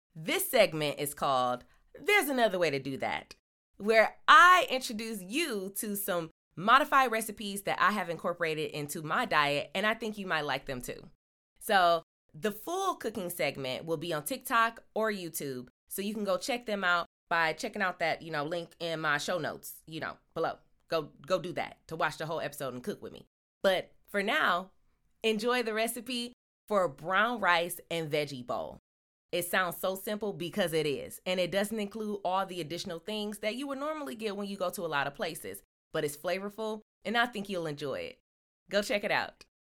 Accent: Michigan, United States; now in Los Angeles, United States; I'm from Michigan

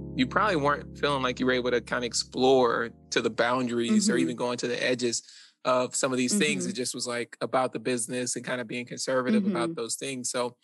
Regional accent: Philadelphia, Pennsylvania, United States; now in New York, United States; I don't have these in New York, and I've never seen this growing up in Philly.

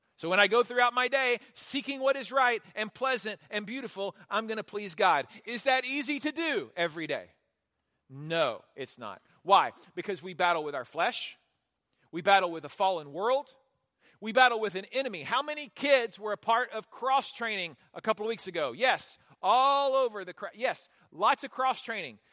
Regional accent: Houston, Texas, United States; I grew up in Houston

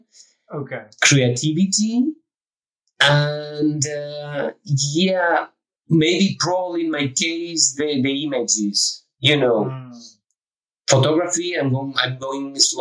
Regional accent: Spain; moved away as an adult; also born or lived in Brussels, Belgium / Prague, Czech Republic; I'm from Spain.

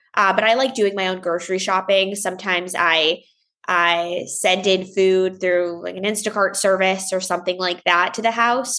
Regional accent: Longmeadow, Massachusetts, United States; now in Los Angeles, United States; I grew up in Longmeadow, Massachusetts

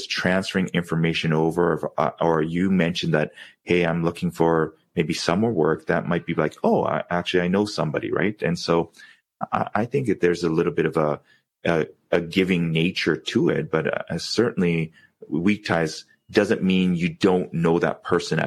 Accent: Vancouver, British Columbia, Canada; growing up in Vancouver

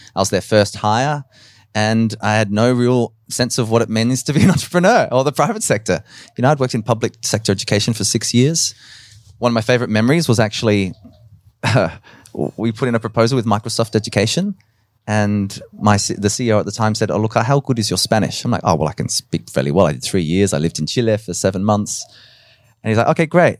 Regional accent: Adelaide, South Australia, Australia; also born or lived in Nowra, New South Wales / Dublin, Ireland; we came to Adelaide. And so I grew up in, in Westbourne Park in the, in the inner south

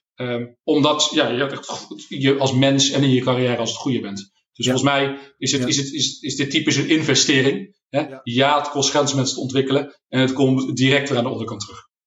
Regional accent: Netherlands; als Nederlanders

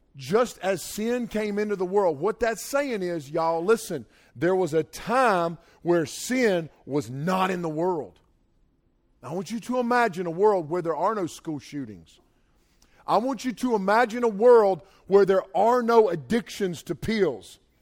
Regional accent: North Carolina, United States; I'm from North Carolina here

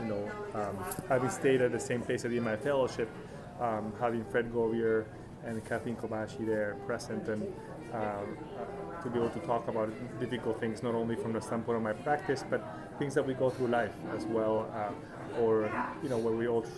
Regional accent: Arequipa, Peru; moved away as an adult; also born or lived in Chicago, United States; now in Seattle, United States; I'm born and raised in Peru, moved here back in the 1990s for college

